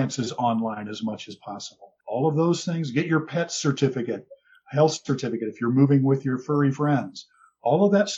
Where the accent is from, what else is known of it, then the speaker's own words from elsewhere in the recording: Nebraska, United States; moved away as an adult; also born or lived in Ecuador; now in Mexico; I come from Nebraska.